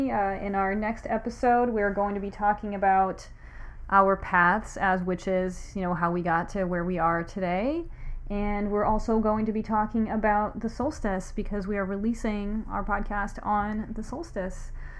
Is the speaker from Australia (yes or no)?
no; Brazil; now in Salem, United States; I'm a witch originally from Brazil, and I've been living in Salem since 2009, so it's been 10 years now.